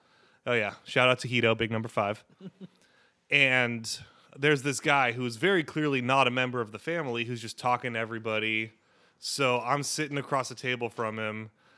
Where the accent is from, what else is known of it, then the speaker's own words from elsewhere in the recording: Sacramento, California, United States; I'm a diehard Kings fan. I'm from Sacramento